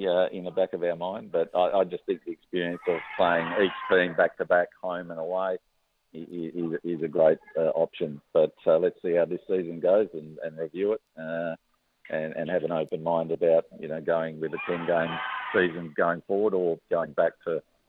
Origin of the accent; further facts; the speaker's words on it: Western Australia, Australia; also born or lived in Tasmania / New South Wales; now in Victoria, Australia; I'm an Australian cricket person. So. And with great memories from, you know, four states now. Started in WA, obviously, with my home. Tasmania, 14 years of wonderful opportunity. Same in Victoria, where home is now.